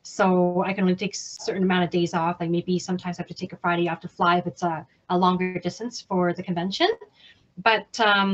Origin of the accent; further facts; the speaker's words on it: Canada; also born or lived in Hong Kong; I'm from Canada